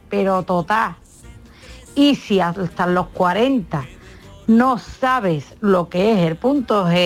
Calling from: Seville, Andalusia, Spain; Soy … de Sevilla.

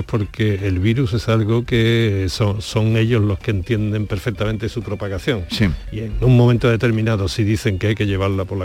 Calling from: Granada, Andalusia, Spain; Buenos días … de Granada.

